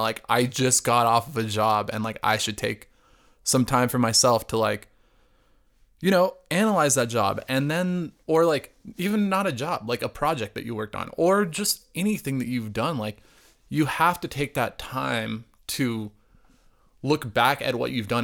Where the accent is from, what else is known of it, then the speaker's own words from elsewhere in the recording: Arizona, United States; growing up in Arizona, my family was like you know, like lower class